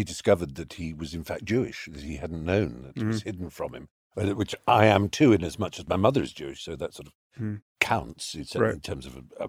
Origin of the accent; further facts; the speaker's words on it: London, United Kingdom; I remember there was a chess cafe in Hampstead when I was growing up in North London, And I used to take friends to it.